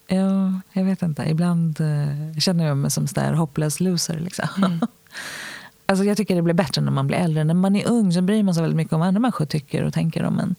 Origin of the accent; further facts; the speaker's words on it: Stockholm, Stockholm County, Sweden; Jag är född i Hjorthagen som ligger vid Ropsens tunnelbanestation här i Stockholm